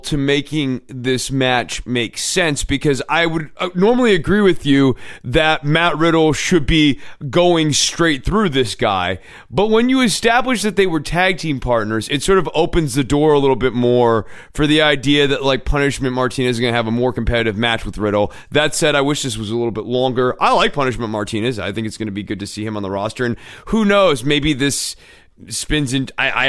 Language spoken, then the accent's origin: English; Scotland, United Kingdom; whereas Gallus gives us something regional that sort of reminds people that we're from Scotland.